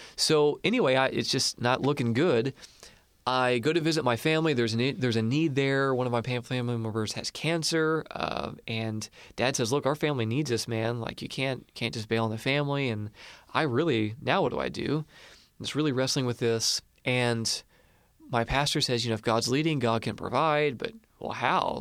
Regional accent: Marion, Illinois, United States; I grew up in Marion. It's like a rival town

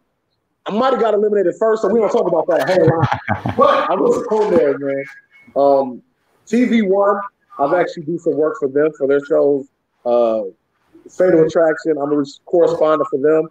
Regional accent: Detroit, Michigan, United States; I was born in the Detroit, Michigan area.

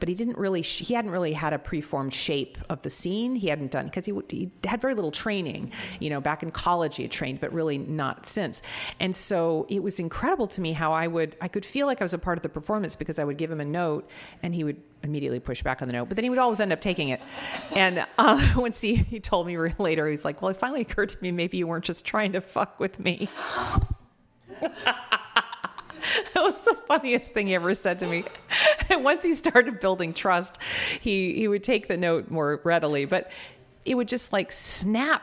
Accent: Seattle, Washington, United States; also born or lived in New York; I grew up in Seattle and then I lived for 10 years in New York, but then I came back and settled down there

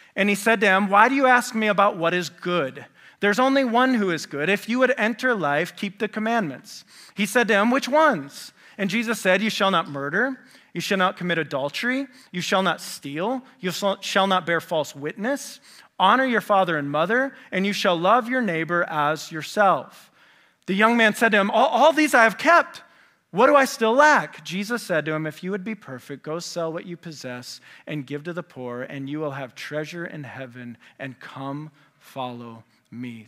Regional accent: West Michigan, United States; moved away as an adult; also born or lived in Indiana; I grew up in West Michigan.

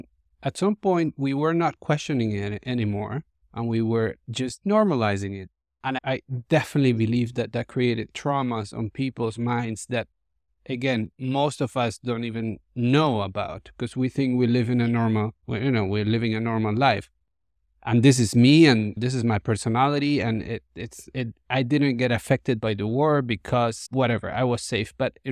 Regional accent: Colombia; I grew up in Colombia in the 80s and the 90s, and that was full of violence, the war on drugs

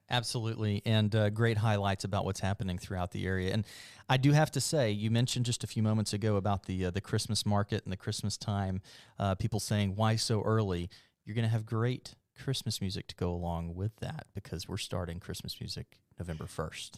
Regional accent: Mobile, Alabama, United States; moved away; I'm from Mobile

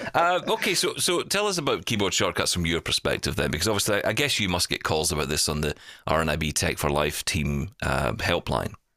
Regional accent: Glasgow, Scotland, United Kingdom; I grew up in East End of Glasgow

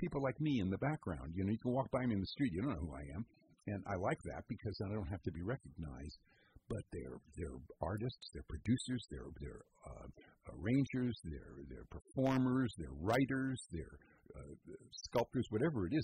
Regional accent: San Francisco, California, United States; now in Petaluma, United States; I was born in San Francisco in Haight-Ashbury in 1944. My dad was born in the city in 1909

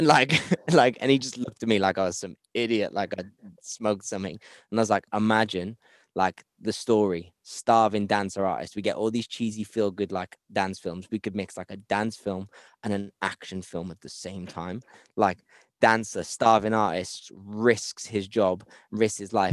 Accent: Cardiff, Wales, United Kingdom; I come from Cardiff

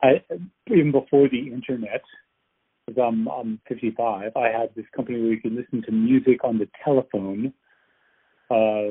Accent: outside New York City, United States; moved away as an adult; now in California, United States; I'm from the East Coast. I grew up in, you know, outside New York City

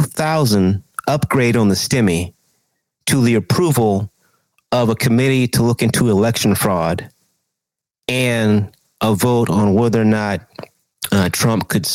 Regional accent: Texas, United States; I'm originally from Texas

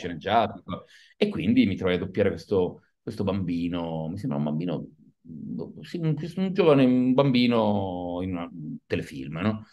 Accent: Turin, Piedmont, Italy; now in Milan, Italy; sono nato a Torino, vivo

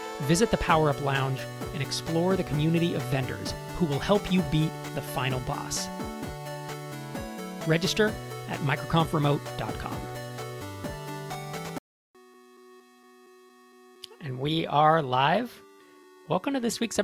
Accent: East Bay, San Francisco Bay Area, California, United States; I grew up in the East Bay of the Bay Area

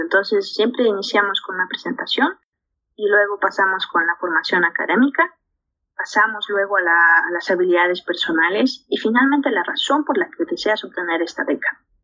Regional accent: La Paz, Bolivia; also born or lived in Montpellier, France; nací a los 3.600 metros sobre el nivel del mar en lo que es la ciudad de La Paz. Es una ciudad eh, en Bolivia

